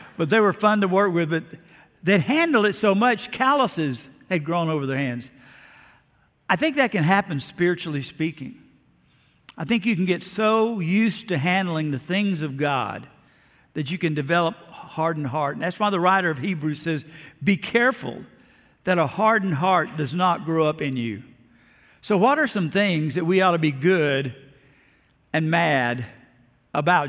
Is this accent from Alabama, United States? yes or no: yes; Lower Alabama, United States; When I was just a kid growing up in Lower Alabama